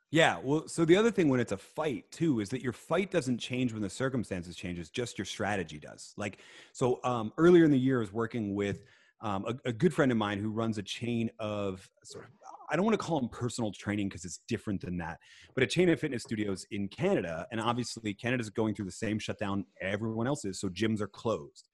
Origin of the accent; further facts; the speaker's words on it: Philadelphia, Pennsylvania, United States; I was born in Philadelphia, so I'm an Eagles fan